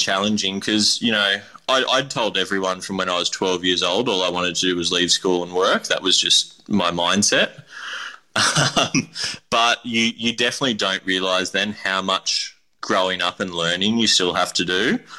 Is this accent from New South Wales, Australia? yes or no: yes; Kurrajong, New South Wales, Australia; I grew up in Kurrajong in the base of the Blue Mountains in the Hawkesbury region in New South Wales.